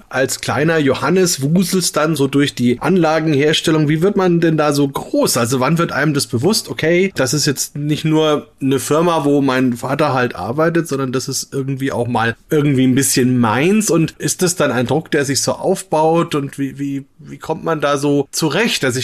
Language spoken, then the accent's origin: German; Bamberg, Bavaria, Germany; weil wir mal wieder in meiner Heimatstadt sind, in Bamberg sind